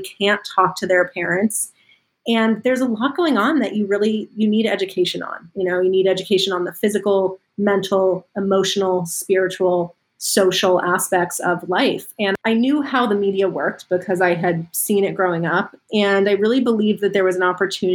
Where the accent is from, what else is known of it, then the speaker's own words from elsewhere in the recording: Los Angeles, California, United States; I grew up in Los Angeles and I was sort of deeply entrenched in Hollywood and entertainment